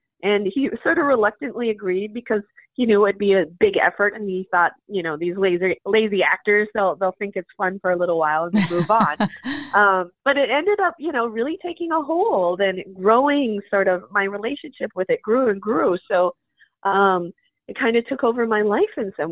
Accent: Minot, North Dakota, United States; moved away as an adult; also born or lived in South Korea; now in Minneapolis, United States; I'm a Korean adoptee, and I grew up in Minot, North Dakota

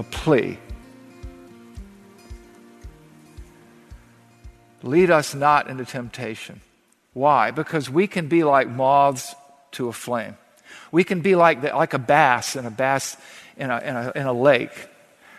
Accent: the South, United States; growing up in the South

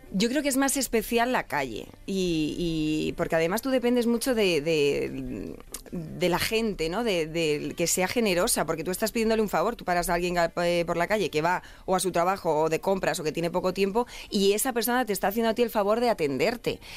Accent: Lucena, Andalusia, Spain; now in Madrid, Spain; yo soy de Córdoba, de Lucena, y como buena andaluza

